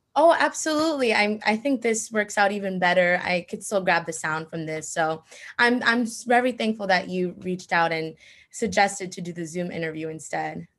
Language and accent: English; Bayonne, New Jersey, United States; I'm from Bayonne, New Jersey